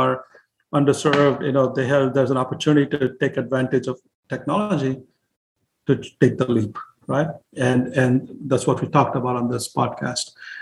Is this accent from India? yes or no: yes; India; now in United States; when I was growing up in India